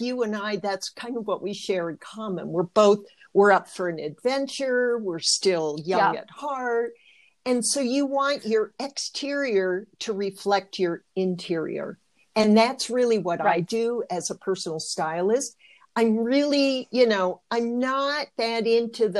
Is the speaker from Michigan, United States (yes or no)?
yes; Michigan, United States; I was raised in Michigan